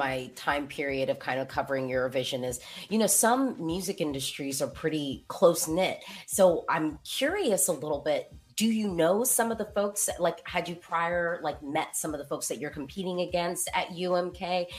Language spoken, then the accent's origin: English; United States; So I am an American.